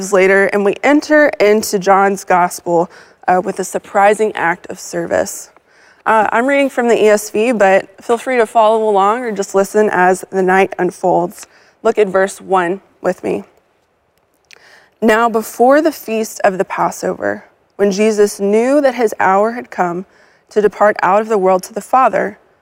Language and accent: English; Texas, United States; As a Texan